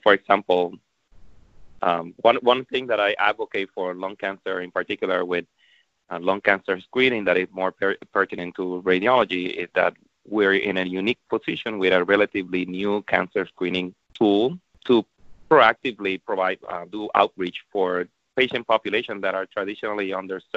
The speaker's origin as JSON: {"language": "English", "country": "Puerto Rico", "moved": "yes", "said": "I'm from Puerto Rico, so I'm definitely fluent in Spanish"}